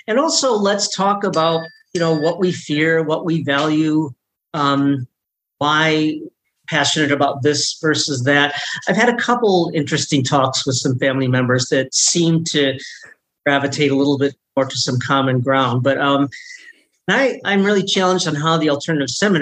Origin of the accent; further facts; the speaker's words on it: Rockford, Illinois, United States; now in Philadelphia, United States; I was just back in my hometown of Rockford, Illinois